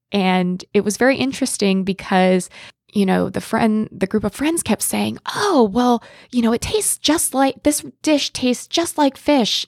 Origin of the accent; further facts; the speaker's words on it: Pennsylvania, United States; I'm from Pennsylvania